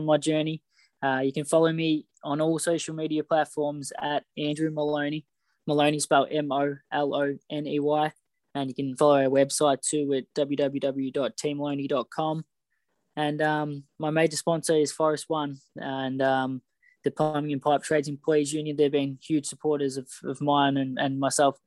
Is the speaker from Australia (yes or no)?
yes; Australia; us young kids growing up in Australia